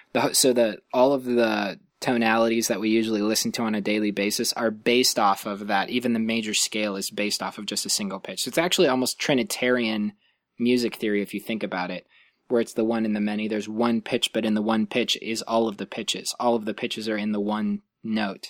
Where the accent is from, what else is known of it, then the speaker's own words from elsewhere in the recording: Lancaster, California, United States; moved away as an adult; also born or lived in Illinois / Ohio; now in Santa Cruz, United States; where I grew up in Lancaster